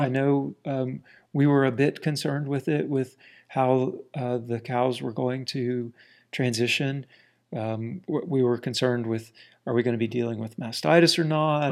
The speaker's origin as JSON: {"language": "English", "region": "South Central Florida", "country": "United States", "tie": "born or raised there", "also_born_or_lived": "Washington, D.C.", "moved": "as an adult", "lives_now": "Ozarks, United States", "said": "We grew up in a very small town in central Florida, South Central Florida"}